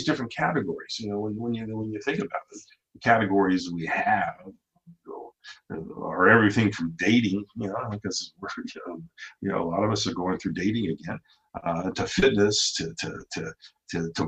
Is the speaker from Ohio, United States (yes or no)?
yes; Ohio, United States; I grew up in Ohio